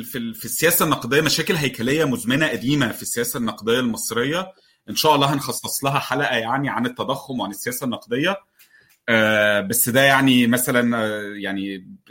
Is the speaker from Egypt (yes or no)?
yes; Egypt; لنا كمصريين